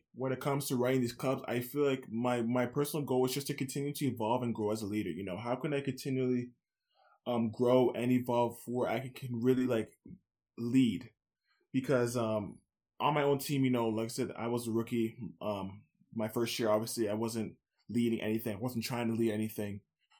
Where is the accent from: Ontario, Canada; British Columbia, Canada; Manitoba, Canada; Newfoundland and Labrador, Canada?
Ontario, Canada; Scarborough; Especially where I'm from Scarborough.